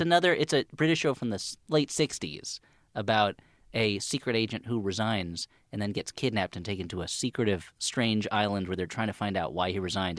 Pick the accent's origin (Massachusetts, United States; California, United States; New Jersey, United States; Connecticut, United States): New Jersey, United States; anyone my age growing up in New Jersey